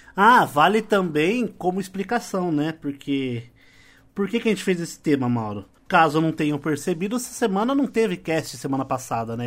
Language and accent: Portuguese; São Paulo, Brazil; Nós todos somos paulistas aqui